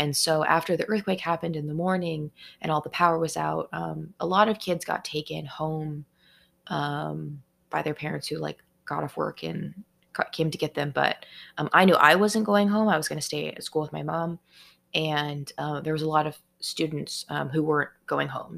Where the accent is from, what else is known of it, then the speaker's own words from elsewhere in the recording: Seattle, Washington, United States; I'm from the Seattle area in Washington state